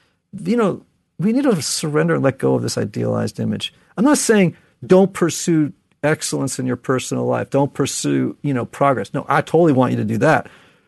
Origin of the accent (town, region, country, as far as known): Connecticut, United States